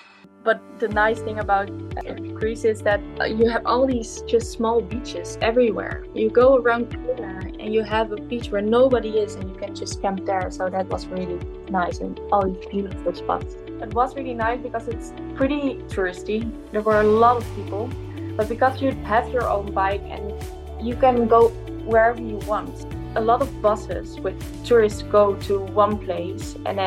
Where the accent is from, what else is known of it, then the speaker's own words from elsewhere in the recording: Netherlands; We are both from the Netherlands